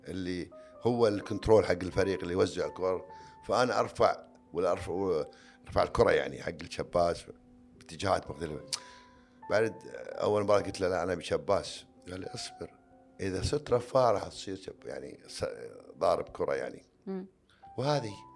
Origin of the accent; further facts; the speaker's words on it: Kuwait; عندنا بالكويت